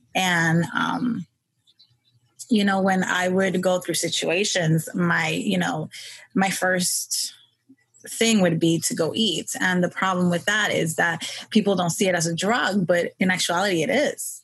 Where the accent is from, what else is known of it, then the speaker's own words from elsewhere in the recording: New York City, New York, United States; I was born and raised in New York um, Queens.